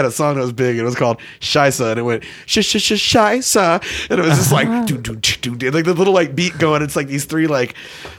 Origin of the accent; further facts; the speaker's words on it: around Fort Hood, Texas, United States; where I grew up at around Fort Hood, if like depending on where you're at, either Copper's Cove or Killeen